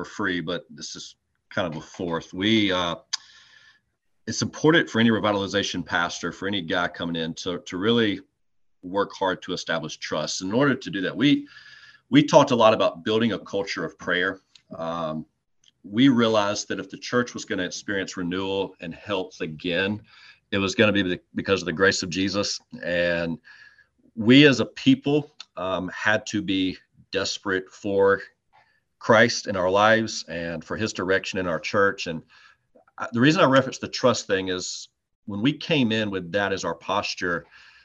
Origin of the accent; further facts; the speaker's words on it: Greenwood, South Carolina, United States; I grew up in Greenwood, and when I was literally in diapers, my dad started taking me to Clemson games